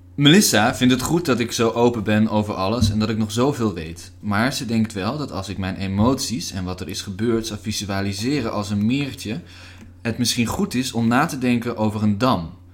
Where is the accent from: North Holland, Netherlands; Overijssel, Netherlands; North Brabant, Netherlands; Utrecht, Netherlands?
Utrecht, Netherlands; Nieuwegein; also born or lived in Hengelo; ik ben geboren in Hengelo, maar ik kom uit Nieuwegein